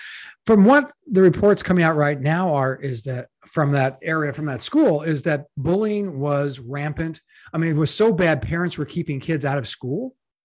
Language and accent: English; Madison, Wisconsin, United States; I went to junior high and high school in Madison, Wisconsin.